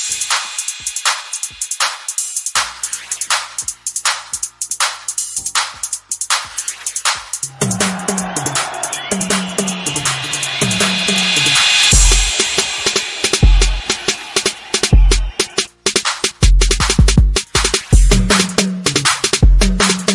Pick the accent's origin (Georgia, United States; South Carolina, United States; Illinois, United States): Illinois, United States; Chicago; accent: Chicagoan; also born or lived in Virginia; I said Chicago